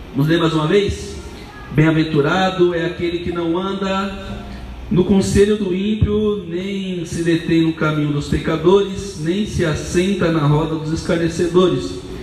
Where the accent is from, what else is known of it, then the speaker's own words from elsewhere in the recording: Brazil; do Bananal.